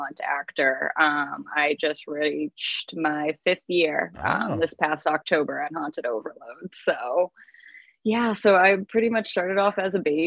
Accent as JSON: {"language": "English", "town": "Salem", "region": "Massachusetts", "country": "United States", "tie": "born or raised there", "moved": "yes", "lives_now": "Portsmouth, United States", "said": "I am actually originally from Salem, Massachusetts"}